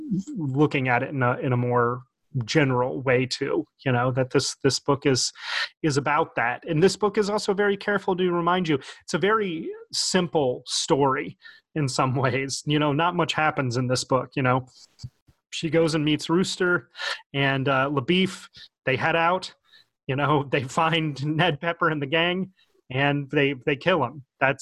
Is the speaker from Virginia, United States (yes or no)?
yes; Richmond, Virginia, United States; born there; also born or lived in Baton Rouge / New Orleans / Nashville; I'm not a true Southerner because I moved around so much, but I was born in Richmond and lived in Baton Rouge and New Orleans and Nashville for a significant chunk of my life.